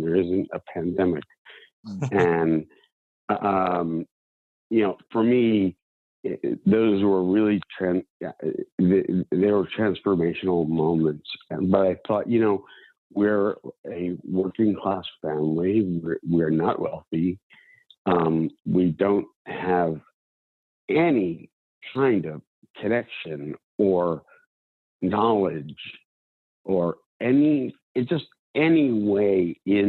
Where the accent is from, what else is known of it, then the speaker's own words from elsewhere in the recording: a town outside of Philadelphia, Pennsylvania, United States; now in New York, United States; I grew up in a town outside of Philadelphia